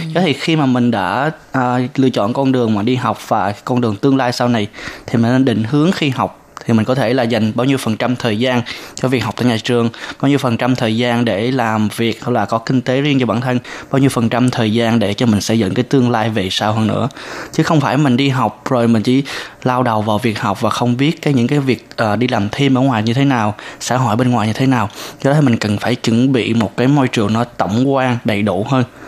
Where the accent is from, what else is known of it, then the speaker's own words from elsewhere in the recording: Tây Ninh, Vietnam; moved away as an adult; now in Taiwan; 2 tuần 3 tuần mới có cái cái cái dịp mình trở về quê